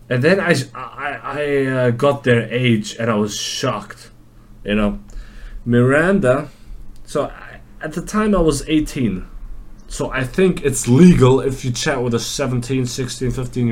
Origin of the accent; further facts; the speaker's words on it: Germany; where are you from? I said, Germany